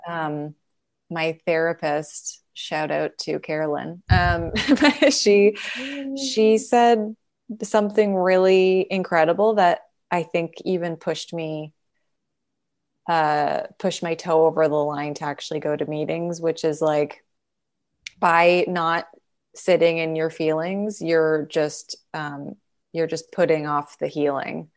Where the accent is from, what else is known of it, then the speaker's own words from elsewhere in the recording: Calgary, Alberta, Canada; now in Los Angeles, United States; I'm from Calgary